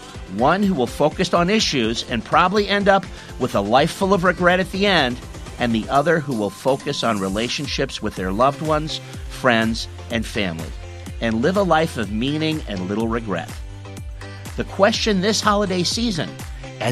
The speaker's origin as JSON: {"language": "English", "country": "United States", "moved": "yes", "lives_now": "Australia", "said": "my home country, the United States"}